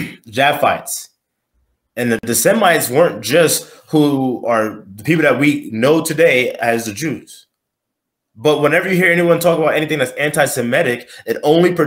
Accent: New York City, New York, United States; I'm from Brooklyn.

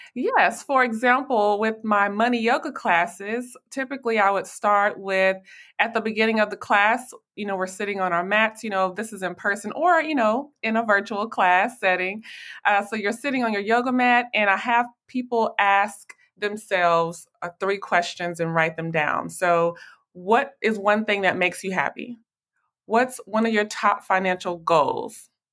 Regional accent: Nashville, Tennessee, United States; now in Dallas, United States; I am originally from Nashville, Tennessee, but I currently live here in Dallas, Texas.

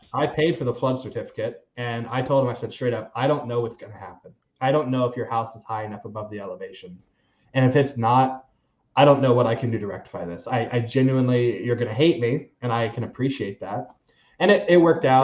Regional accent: Seminole County, Florida, United States; I was born in Seminole County.

